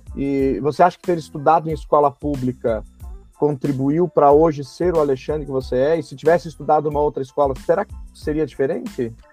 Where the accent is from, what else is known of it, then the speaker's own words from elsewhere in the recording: Passo Fundo, Rio Grande do Sul, Brazil; moved away; minha cidade natal, que é Passo Fundo, no Rio Grande do Sul